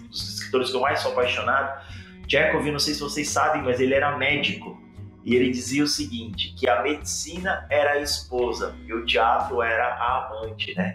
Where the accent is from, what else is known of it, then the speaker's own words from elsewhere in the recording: Cuiabá, Mato Grosso, Brazil; now in Curitiba, Brazil; eu falo aqui de Curitiba, a capital mais fria do Brasil. É, sou nascido em Cuiabá